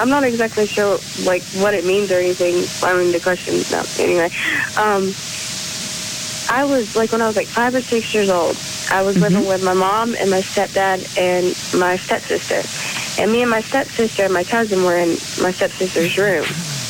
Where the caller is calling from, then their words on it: Chattanooga, Tennessee, United States; I'm calling from Chattanooga, Tennessee.